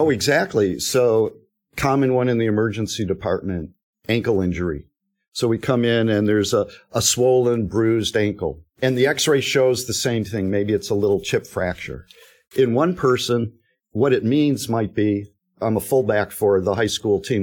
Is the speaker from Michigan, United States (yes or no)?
yes; Detroit, Michigan, United States; moved away; I'm from Detroit.